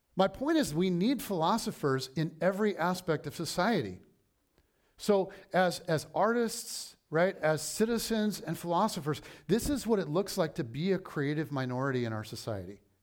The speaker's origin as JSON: {"language": "English", "country": "United States"}